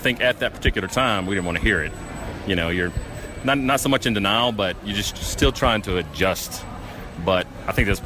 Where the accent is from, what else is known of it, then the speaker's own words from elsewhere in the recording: Jackson, Mississippi, United States; moved away; we're originally from Jackson. So we were members of the Central Mississippi Down Syndrome Society.